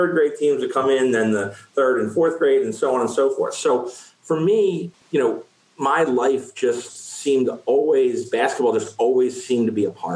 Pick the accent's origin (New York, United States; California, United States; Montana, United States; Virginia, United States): New York, United States; Westchester; I grew up in Westchester